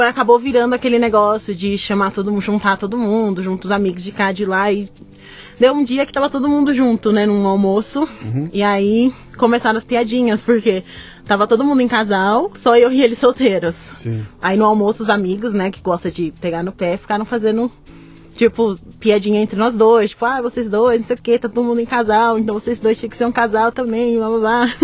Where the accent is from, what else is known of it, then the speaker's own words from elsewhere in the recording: São Paulo, Brazil; also born or lived in United States; eu nasci também no, no Capão Redondo